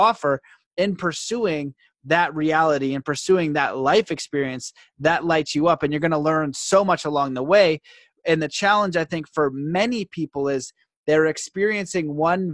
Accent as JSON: {"language": "English", "country": "Canada", "said": "being Canadian, growing up in the hometown that I grew up"}